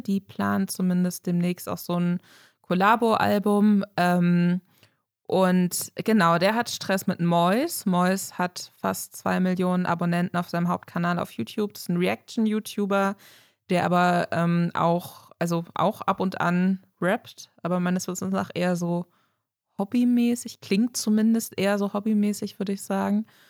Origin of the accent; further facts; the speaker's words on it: Germany; eine klassische Deutsche